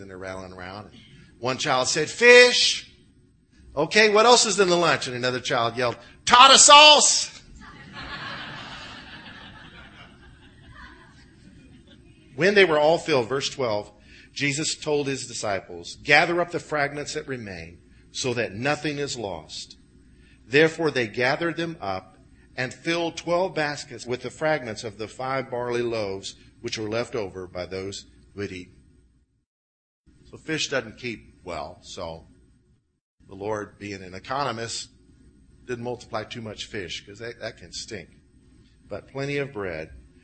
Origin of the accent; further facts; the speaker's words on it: Illinois, United States; I grew up with in Illinois